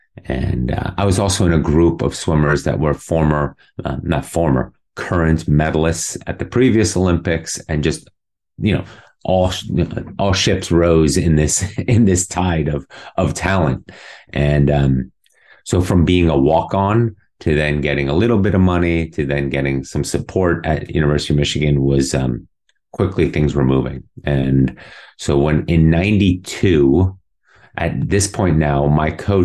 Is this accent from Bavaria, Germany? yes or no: yes; Munich, Bavaria, Germany; also born or lived in New York City, United States; now in Dallas, United States; It was in Munich, my hometown, and where I did all my swimming growing up